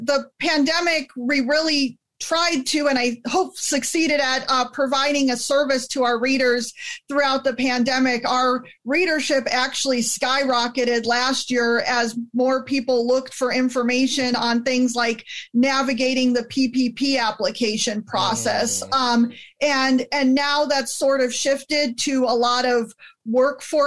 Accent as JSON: {"language": "English", "town": "El Dorado Hills", "region": "California", "country": "United States", "tie": "born or raised there", "also_born_or_lived": "Illinois / Wisconsin / Georgia", "moved": "as an adult", "said": "I was raised in the Sacramento area, grew up in El Dorado Hills, went to grade school"}